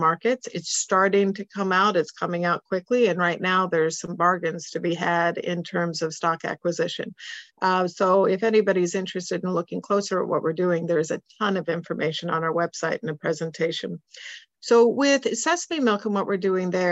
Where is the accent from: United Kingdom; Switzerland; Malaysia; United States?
Switzerland; moved away; I grew up in Switzerland